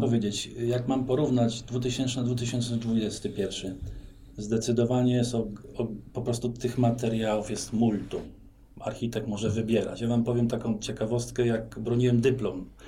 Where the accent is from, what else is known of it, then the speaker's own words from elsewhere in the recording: Bydgoszcz, Kuyavian-Pomeranian Voivodeship, Poland; also born or lived in Solec Kujawski / Gdańsk; ja jestem bydgoszczaninem, to znaczy urodziłem się w Bydgoszczy, w szpitalu na kapuściska